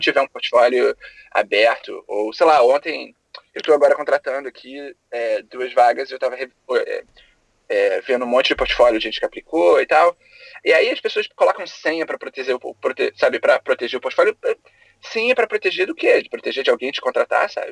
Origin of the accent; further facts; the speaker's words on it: Rio de Janeiro, Brazil; moved away as an adult; now in United States; eu sou do Rio, é, eu me formei em design gráfico na PUC do Rio